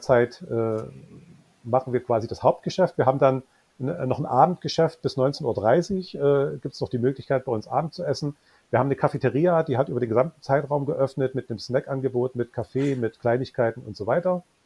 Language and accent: German; Löbau, Saxony, Germany; now in Dresden, Germany; Ich bin gebürtiger Oberlausitzer und ich nehme es jetzt gar niemandem übel, dass äh, meine Heimatstadt Löbau